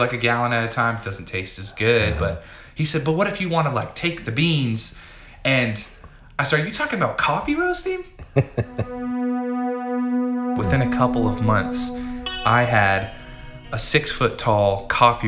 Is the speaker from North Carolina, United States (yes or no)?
yes; North Carolina, United States; moved away as an adult; also born or lived in Oregon; I'm from North Carolina, but I moved out to Oregon when I was about 18 years old